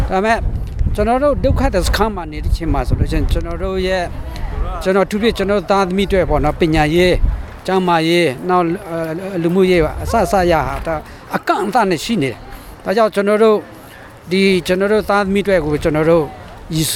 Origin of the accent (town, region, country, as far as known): Myanmar; moved away as an adult; now in Australia